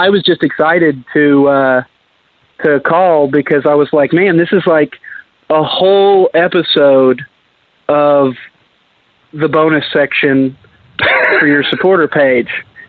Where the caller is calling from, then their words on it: Oklahoma City, Oklahoma, United States; This is … from Oklahoma City.